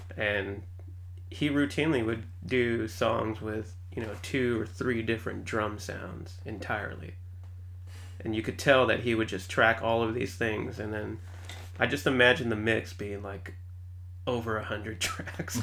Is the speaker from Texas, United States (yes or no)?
yes; San Antonio, Texas, United States; moved away as an adult; also born or lived in Austin, United States; now in Seattle, United States; I grew up in San Antonio